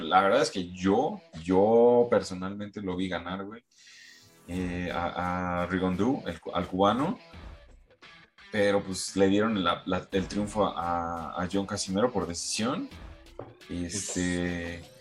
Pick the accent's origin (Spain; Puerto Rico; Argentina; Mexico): Mexico